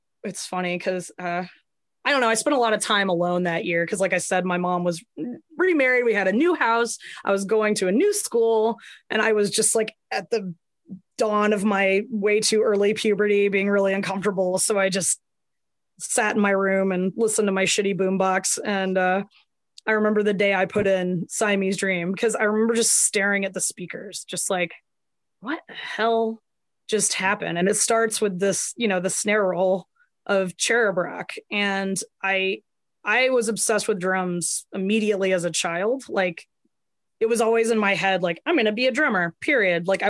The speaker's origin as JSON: {"language": "English", "town": "Atlanta", "region": "Georgia", "country": "United States", "tie": "born or raised there", "said": "I grew up in and around Atlanta, and I've moved in and around Atlanta. I always say I'm from Atlanta"}